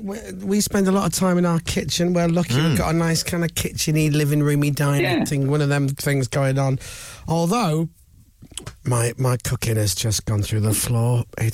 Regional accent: Leeds, Yorkshire and the Humber, United Kingdom; One, I'm from Leeds.

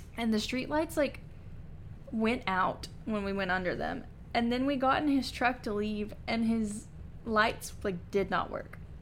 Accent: Kentucky, United States; we're from Kentucky

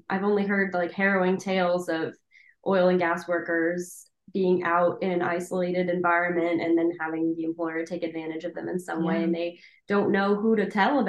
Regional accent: near the DC area, East Coast, United States; moved away as an adult; now in Louisiana, United States; I'm from the East Coast, near the DC area

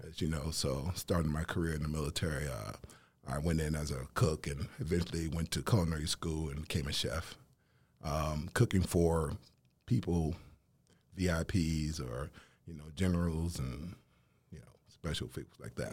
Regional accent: Nashville, Tennessee, United States; also born or lived in Huntsville, Alabama; I'm originally from Nashville, Tennessee

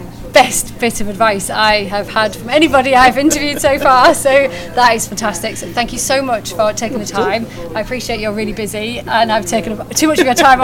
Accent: Cumbria, North West England, United Kingdom; I'm from Cumbria as well

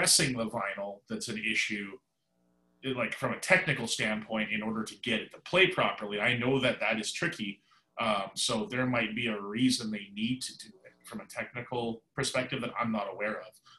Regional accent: Vancouver, British Columbia, Canada; moved away; a place that I pretty much consider my hometown, Vancouver, British Columbia, Canada. I spent most of my life there

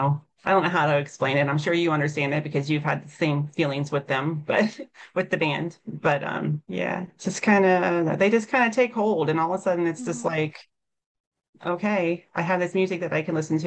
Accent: Cincinnati, Ohio, United States; moved away; I'm from Cincinnati

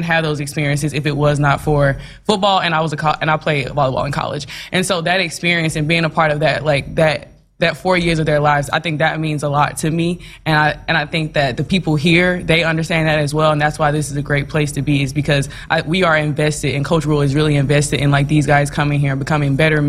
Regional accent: Birmingham, Alabama, United States; moved away as an adult; also born or lived in Nashville, Tennessee / Beaumont, Texas; now in Lincoln, United States; Okay, well, I'm originally from Birmingham, Alabama, so I'm a long way from home.

